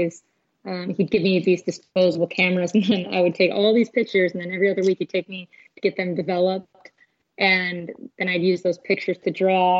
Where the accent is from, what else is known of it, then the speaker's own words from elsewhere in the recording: Chicago, Illinois, United States; also born or lived in Arkansas; now in San Diego, United States; I'm originally from Chicago, Illinois